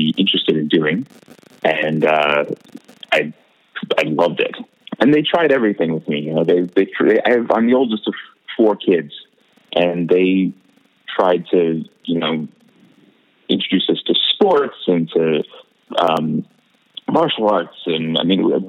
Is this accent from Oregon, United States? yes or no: no; Los Angeles, California, United States; also born or lived in Brooklyn, New York; when my family moved to Los Angeles when I was about seven, I continued taking classes there